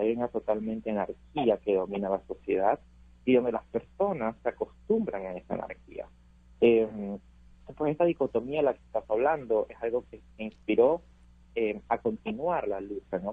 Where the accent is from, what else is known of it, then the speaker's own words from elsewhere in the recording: Venezuela; now in United States; mi país